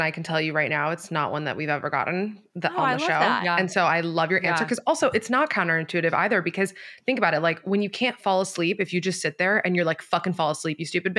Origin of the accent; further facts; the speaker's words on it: Miami, Florida, United States; I grew up like right by UM. I'm from Miami.